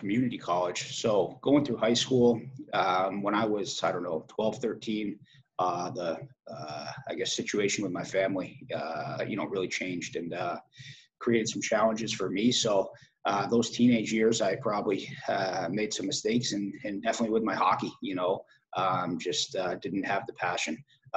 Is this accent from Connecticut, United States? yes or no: yes; Madison, Connecticut, United States; also born or lived in Branford, Connecticut; I grew up in Madison, Connecticut.